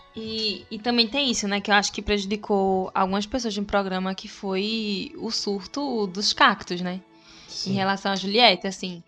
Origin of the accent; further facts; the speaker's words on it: Recife, Pernambuco, Brazil; accent: Pernambuco; quando tem um pernambucano, o recifense eu me sinto muito mais representada, porque é de onde eu venho, é quem eu sou, ver nosso sotaquezinho.